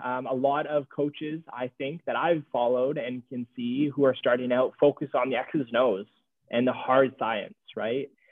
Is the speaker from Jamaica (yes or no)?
yes; Jamaica; I'm Jamaican